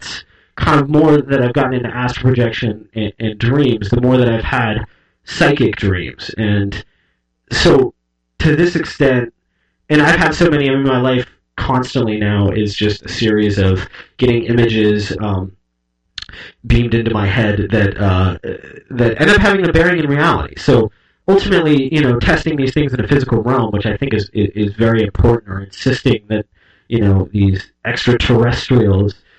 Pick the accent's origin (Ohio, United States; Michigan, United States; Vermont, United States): Ohio, United States; suburban; growing up in Western culture, you know, in suburban Ohio, where I spent a lot of my childhood